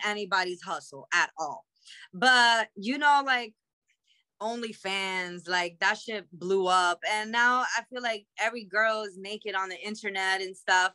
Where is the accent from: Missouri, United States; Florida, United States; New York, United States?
New York, United States; New York City; I'm from Queens